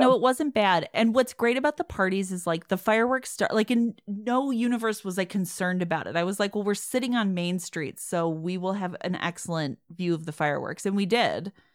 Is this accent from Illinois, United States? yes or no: yes; Chicago, Illinois, United States; accent: Midwestern; moved away; I grew up in Chicago